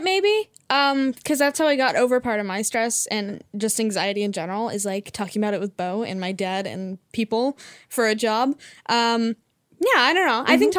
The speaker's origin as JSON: {"language": "English", "town": "Idyllwild", "region": "California", "country": "United States", "tie": "born or raised there", "said": "I grew up in a weird mountain school"}